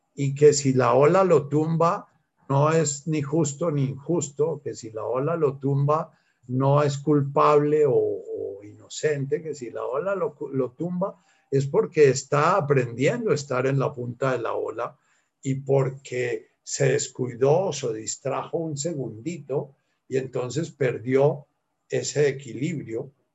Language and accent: Spanish; Colombia; soy colombiano, nací en una época en que, eh, en que no se estudiaba inglés